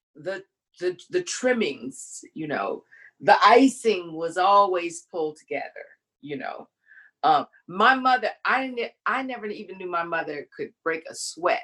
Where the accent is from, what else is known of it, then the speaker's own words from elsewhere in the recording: Baton Rouge, Louisiana, United States; I'm from Louisiana